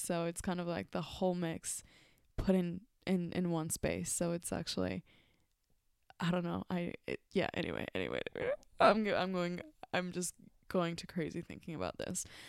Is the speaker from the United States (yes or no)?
no; Mexico; moved away; growing up in Mexico, I would see food as, um, part of my culture